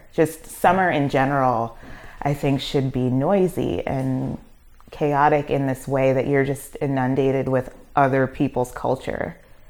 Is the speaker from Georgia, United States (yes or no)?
no; Brooklyn, New York, United States; I'm from Flatbush. Mm-hmm. So like being completely immersed in Caribbean culture.